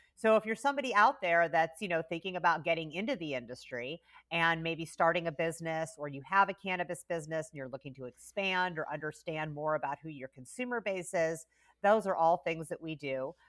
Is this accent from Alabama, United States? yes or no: no; Carmel, Indiana, United States; moved away; I grew up in Indiana